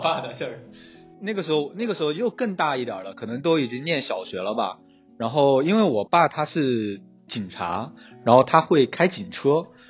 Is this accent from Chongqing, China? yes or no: yes; Chongqing, China; 我是一个重庆人，然后重庆的那个街呢，和前三藩不太一样，它是坡度的，它是有坡度的